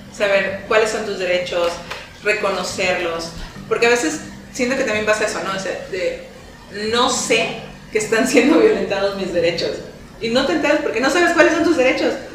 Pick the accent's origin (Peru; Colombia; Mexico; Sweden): Mexico; nuestra cultura como mexicanos